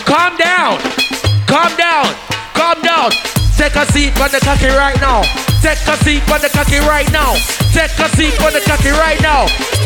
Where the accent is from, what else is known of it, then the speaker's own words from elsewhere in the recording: Portmore, Saint Catherine, Jamaica; I'm from Portmore, that's in JA.